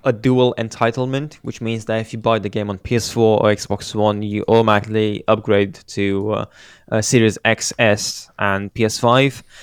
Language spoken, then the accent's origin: English; Romania; my hometown team is promoted to, uh, the first league of it, of Romanian football